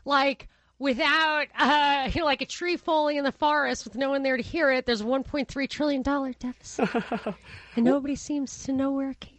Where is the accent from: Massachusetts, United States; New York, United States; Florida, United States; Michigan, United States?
New York, United States; growing up in New York, you get exposed to some crazy stuff.